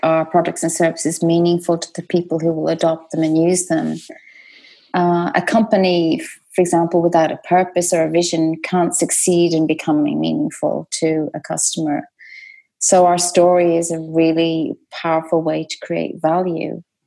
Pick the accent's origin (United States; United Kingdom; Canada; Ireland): Ireland; Dublin, Leinster; I was brought up in Dublin